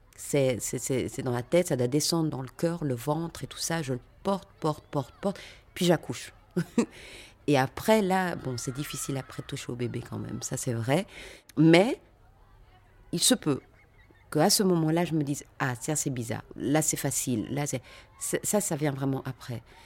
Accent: Brussels, Brussels-Capital Region, Belgium; also born or lived in Lembeek; Je suis née à Bruxelles, dans une cité qui s'appelle Andromède, un quartier populaire. Euh, j'ai fréquenté des écoles, pour le coup, euh, là, on est sur autre chose, donc le Collège Saint-Michel

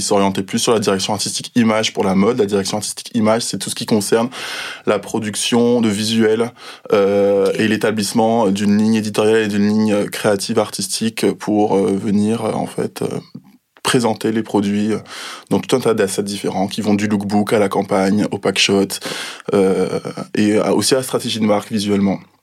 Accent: Guadeloupe; now in Paris, France; j'ai grandi en Guadeloupe et maintenant je travaille à Paris.

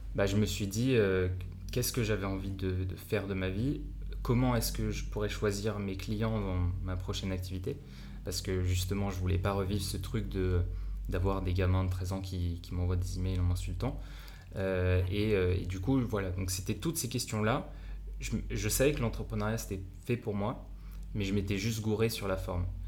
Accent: France; accent: French; moved away; also born or lived in Japan; je suis un Français euh, avec mon accent pourri

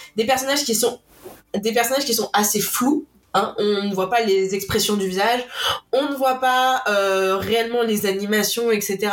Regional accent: France

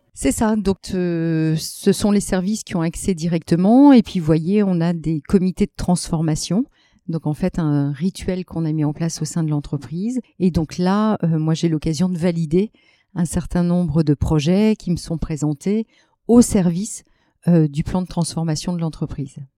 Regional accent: Lille, Hauts-de-France, France; moi qui suis lilloise d'origine

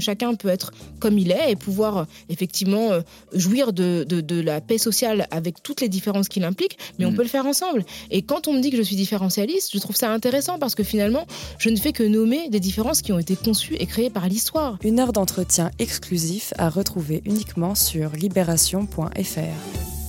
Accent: Paris, Île-de-France, France; je viens de Paris.

